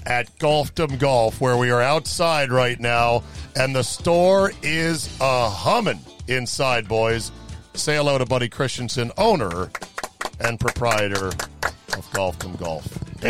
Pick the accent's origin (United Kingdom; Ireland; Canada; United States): United States; McLean, Virginia; born or raised there